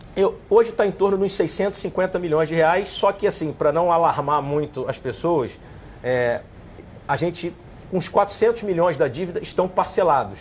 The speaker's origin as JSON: {"language": "Portuguese", "region": "Rio de Janeiro", "country": "Brazil", "tie": "born or raised there", "said": "eu sou nascido criado em Vila Isabel"}